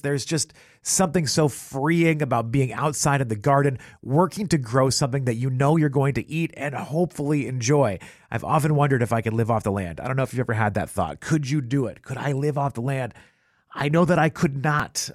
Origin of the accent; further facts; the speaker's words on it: southern New Hampshire, United States; now in Baltimore, United States; I grew up, uh, just on the southern edge of New Hampshire, right above Massachusetts.